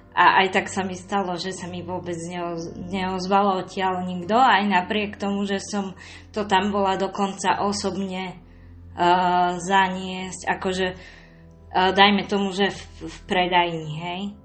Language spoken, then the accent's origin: Slovak; Trnava, Trnava Region, Slovakia; mojom rodnom meste v Trnave